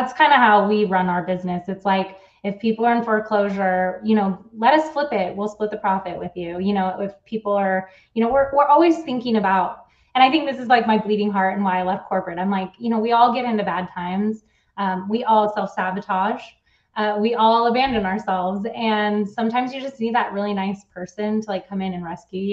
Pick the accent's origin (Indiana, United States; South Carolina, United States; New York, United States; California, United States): California, United States; also born or lived in Switzerland / San Diego / Bay Area; I actually am from California